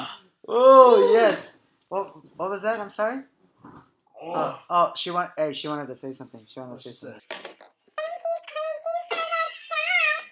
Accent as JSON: {"language": "English", "town": "La Puente", "region": "California", "country": "United States", "said": "I'm from La Puente"}